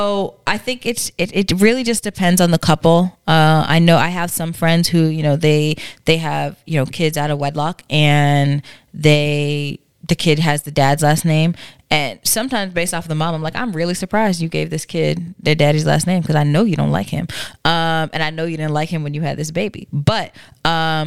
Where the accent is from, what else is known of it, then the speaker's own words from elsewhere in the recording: New York, United States; when I was born in New York, my dad happened to be in Massachusetts